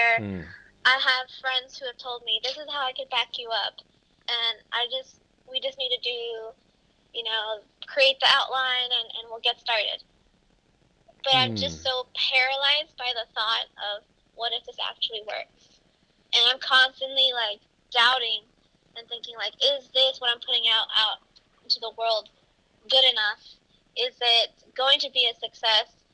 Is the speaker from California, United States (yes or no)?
yes; Los Angeles, California, United States; I grew up in Los Angeles